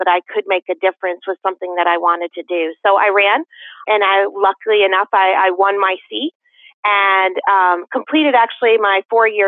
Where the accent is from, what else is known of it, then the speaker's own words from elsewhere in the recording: West Hartford, Connecticut, United States; now in Canton, United States; I grew up in West Hartford